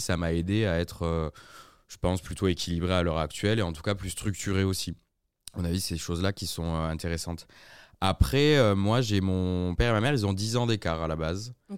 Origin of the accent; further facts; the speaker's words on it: Aix-en-Provence and Marseille, Provence-Alpes-Côte d'Azur, France; also born or lived in Toulouse; now in Lyon, France; je suis originaire du sud. Je suis né à Toulouse et j'ai grandi entre Aix et Marseille